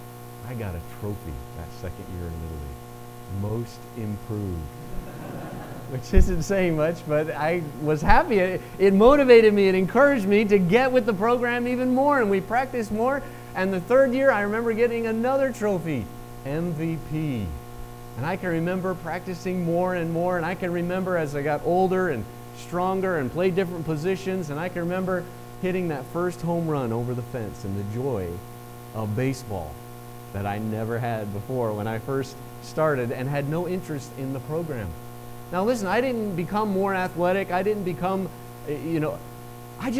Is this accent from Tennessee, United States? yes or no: yes; Chattanooga, Tennessee, United States; moved away; I'm from Chattanooga. We still make that distinction. We still have you and y'all